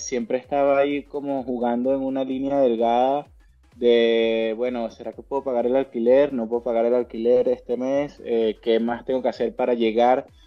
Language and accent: Spanish; Venezuela; moved away as an adult; now in Spain; yo nací en Venezuela y Venezuela es un país que dentro de eh, la escalada deportiva se ha especializado eh, ahora no tanto, pero en su momento se especializó mucho en la velocidad y eso pues captó mi atención y me formé como mm, atleta, como velocista en Venezuela